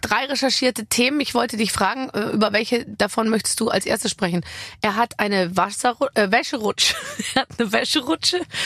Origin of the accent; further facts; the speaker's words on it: Munich, Bavaria, Germany; Ich komme ja aus München